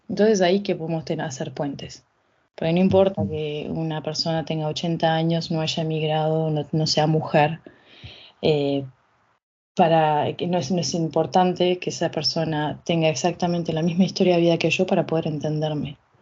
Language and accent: Spanish; Uruguay; also born or lived in France; now in Canada; siendo uruguaya, viviendo en Canadá, ahora estando acá en Francia